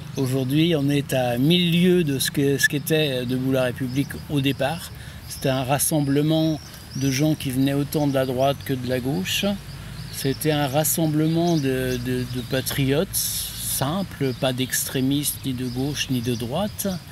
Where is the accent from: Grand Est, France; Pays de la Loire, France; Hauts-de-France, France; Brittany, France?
Pays de la Loire, France; Guérande; also born or lived in Nantes; now in Sucé-sur-Erdre, France; je suis né à Guérande